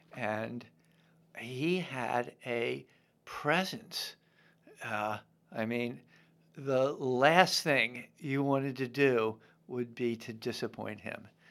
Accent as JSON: {"language": "English", "town": "Baltimore", "region": "Maryland", "country": "United States", "tie": "born or raised there", "also_born_or_lived": "Vermont / Memphis / Washington", "moved": "as an adult", "said": "born in Baltimore, um, and went to Gilman."}